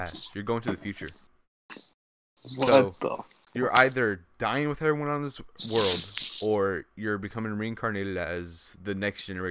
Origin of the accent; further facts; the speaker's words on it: United States; we're yeah, American.